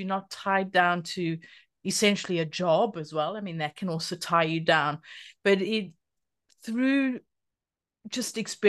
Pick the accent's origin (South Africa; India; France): South Africa; because I grew up in South Africa, but my mother and her husband had a farm for a while